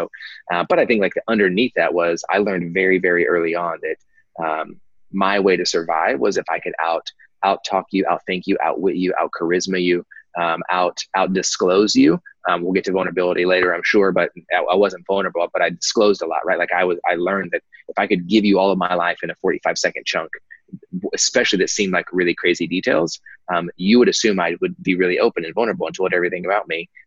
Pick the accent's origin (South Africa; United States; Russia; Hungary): United States; Dallas, Texas; also born or lived in Kansas; So, um, so I was born in Kansas, uh, but I only lived in Kansas for like uh, a week, so I don't really claim Kansas. Came back to the Dallas Fort Worth area, um, North Dallas areas